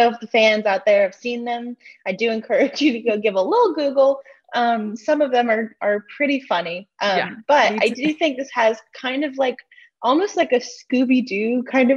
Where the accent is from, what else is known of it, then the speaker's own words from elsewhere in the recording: the South, United States; I'm from the South